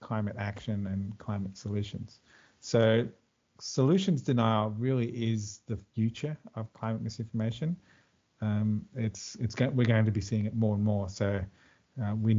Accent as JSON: {"language": "English", "region": "Queensland", "country": "Australia", "tie": "born or raised there", "moved": "yes", "lives_now": "Melbourne, Australia", "said": "originally I'm a Queenslander too, so I lived most of my life in the Sunshine State, as we call it."}